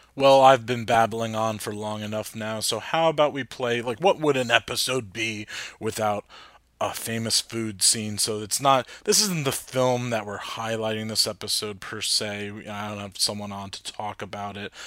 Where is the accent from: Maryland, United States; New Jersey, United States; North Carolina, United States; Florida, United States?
New Jersey, United States; also born or lived in Hoboken; I'm from Jersey, lived in Hoboken for a while.